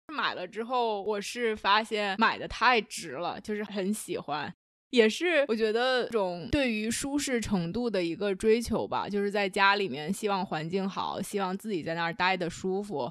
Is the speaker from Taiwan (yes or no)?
no; China; now in Toronto, Canada; 尤其是作为中国人来说